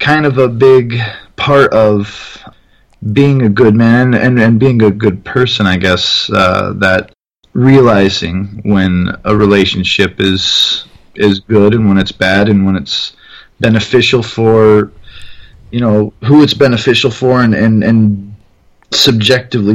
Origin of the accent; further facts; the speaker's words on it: Tacoma, Washington, United States; now in Michigan, United States; I was born in Tacoma, Washington, and lived next to my grandparents on a stretch of land that has had my family on it since I was alive